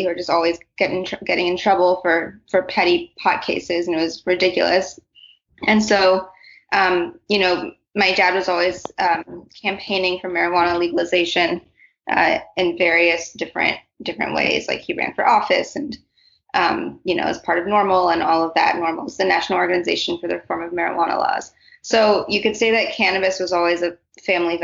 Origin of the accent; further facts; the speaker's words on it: California, United States; moved away; I am from California originally